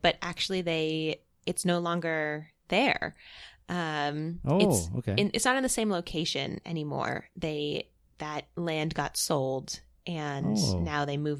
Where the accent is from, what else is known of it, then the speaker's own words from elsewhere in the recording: Massachusetts, United States; moved away as an adult; also born or lived in Boston; now in Austin, United States; So I'm originally from Massachusetts. So I grew up in the Northeast, classic liberal. And then I moved to Texas